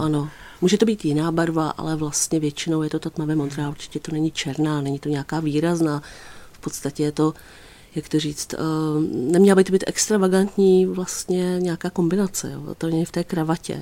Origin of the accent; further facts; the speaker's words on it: Písek, South Bohemian Region, Czechia; já třeba pocházím z Písku